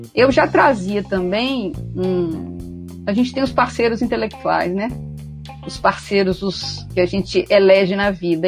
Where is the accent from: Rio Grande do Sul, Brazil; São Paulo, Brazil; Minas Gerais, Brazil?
Minas Gerais, Brazil; also born or lived in Rio de Janeiro; now in Salvador, Brazil; Mineira, mineira